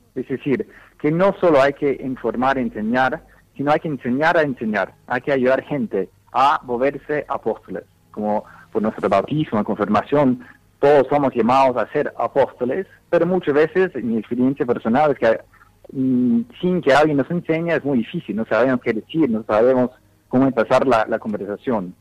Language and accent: Spanish; Dallas, Texas, United States; Spanish is a second language; moved away as an adult; also born or lived in Latin America; now in Rome, Italy; yo originalmente nací en Dallas, en los Estados Unidos